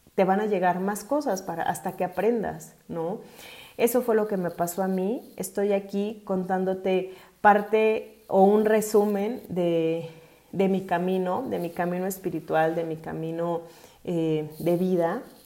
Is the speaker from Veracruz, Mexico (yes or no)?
no; Mexico City, Mexico; soy originaria de la Ciudad de México